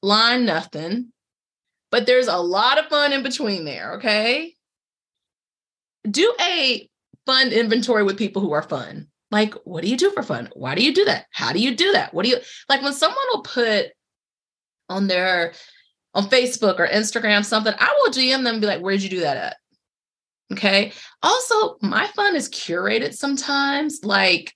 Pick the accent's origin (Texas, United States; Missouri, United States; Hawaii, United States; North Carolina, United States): North Carolina, United States; Durham; I was born in Durham, but I grew up in Durham.